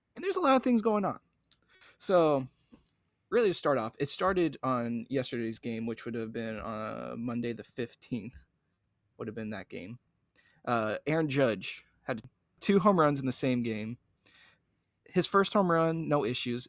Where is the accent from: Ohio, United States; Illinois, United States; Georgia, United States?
Ohio, United States; Cincinnati; growing up in Cincinnati